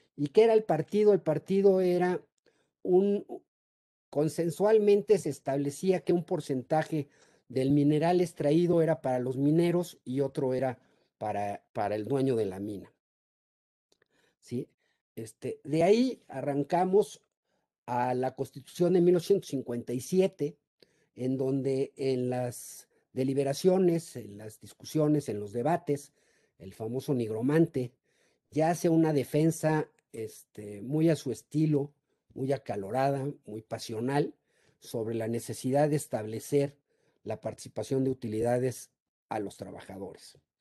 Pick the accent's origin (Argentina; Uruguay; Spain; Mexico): Mexico; los mexicanos somos muy ingeniosos